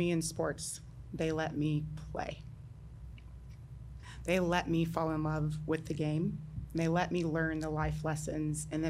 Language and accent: English; Louisville, Kentucky, United States; in my hometown